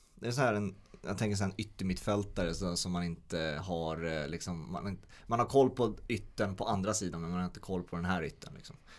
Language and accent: Swedish; Sweden; som svensk